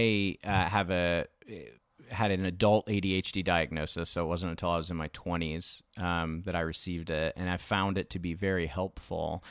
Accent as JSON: {"language": "English", "region": "Florida", "country": "United States", "tie": "born or raised there", "moved": "yes", "said": "I grew up in Florida and I had kind of a journey when I moved up here"}